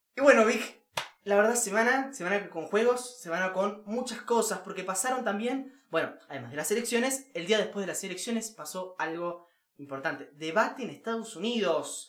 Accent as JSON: {"language": "Spanish", "country": "Uruguay"}